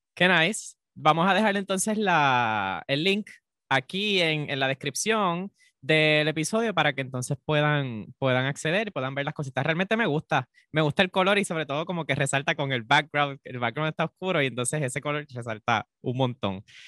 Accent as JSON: {"language": "Spanish", "country": "Puerto Rico", "said": "nosotros los puertorriqueños"}